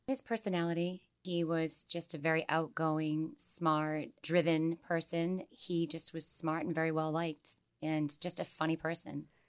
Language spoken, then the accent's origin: English; Holbrook, Massachusetts, United States; I grew up in Holbrook, Massachusetts